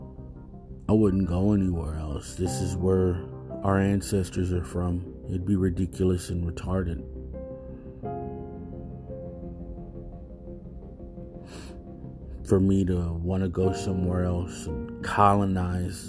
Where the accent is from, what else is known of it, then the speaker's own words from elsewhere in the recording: United States; Mexican American, Mexican, Chicano, whatever you want to call. Us, we are Native American, indigenous roots in Mexico